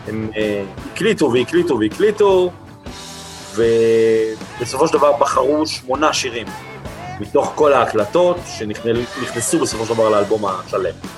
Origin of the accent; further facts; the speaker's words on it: Holon, Tel Aviv District, Israel; כילד שגדל בפרברים, בחולון